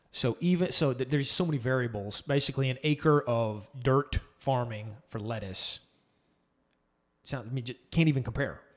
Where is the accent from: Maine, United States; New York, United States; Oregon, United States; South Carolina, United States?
South Carolina, United States; Summerville; moved away as an adult; also born or lived in El Paso; I grew up in Somerville, but I moved out to El Paso